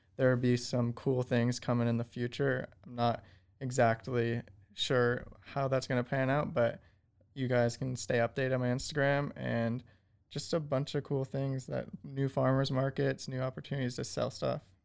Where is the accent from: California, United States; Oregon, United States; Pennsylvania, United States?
California, United States; Malibu; moved away as an adult; now in Waco, United States; I'm originally from Malibu, California